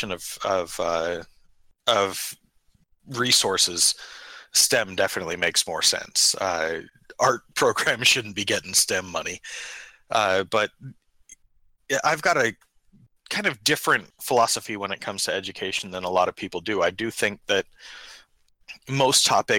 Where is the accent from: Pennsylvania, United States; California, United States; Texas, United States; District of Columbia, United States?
California, United States; Sacramento; now in Sacramento, United States; We're originally from Sacramento